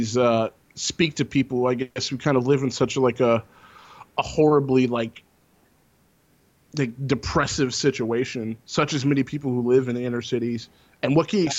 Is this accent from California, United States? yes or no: no; Texas, United States; growing up in Texas and growing up in the South